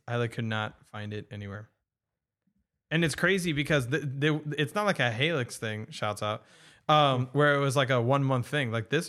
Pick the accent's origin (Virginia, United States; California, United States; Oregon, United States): California, United States; I grew up in Orange County.